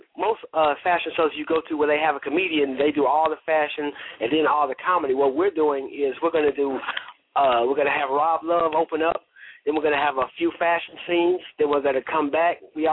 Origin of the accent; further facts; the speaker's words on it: Chicago, Illinois, United States; moved away as an adult; now in Memphis, United States; She's from my hometown, Chicago.